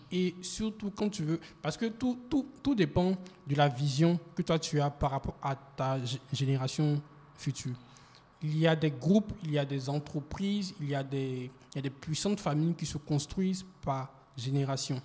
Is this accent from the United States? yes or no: no; Côte d’Ivoire; c'est à l'intérieur, au sud, voilà, au sud de, de, de la Côte d'Ivoire, je crois bien. Bon, je suis un peu perdu. Il a pas de mais, mais, Voilà. Mais c'est là que j'ai grandi